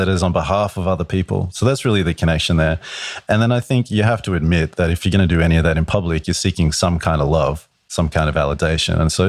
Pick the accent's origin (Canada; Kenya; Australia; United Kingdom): Australia; moved away as an adult; now in New York, United States; I'm an Australian. I've been in New York for 11 years.